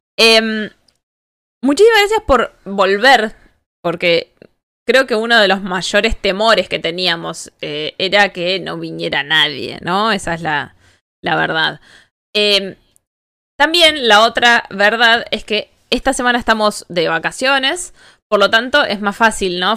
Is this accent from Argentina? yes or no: yes; Argentina